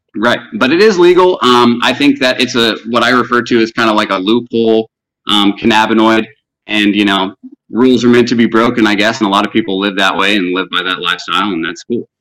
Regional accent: Spring, Texas, United States; moved away as an adult; also born or lived in Houston, Texas / Denver, Colorado; I was born and raised in Spring.

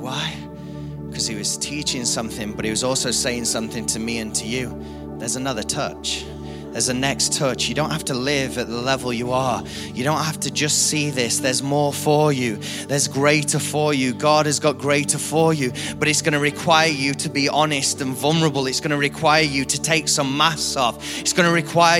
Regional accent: United Kingdom; we're British

